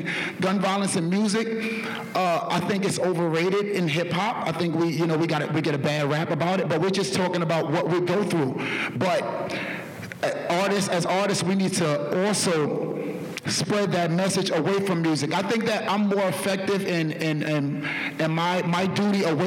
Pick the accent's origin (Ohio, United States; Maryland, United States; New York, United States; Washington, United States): New York, United States; New York City; I'm from East New York